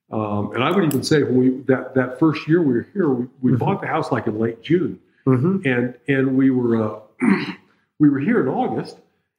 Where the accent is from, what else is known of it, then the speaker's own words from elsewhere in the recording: Turkey; also born or lived in Europe; I grew up in Europe mostly and in Turkey when I was a kid and going to high school and everything.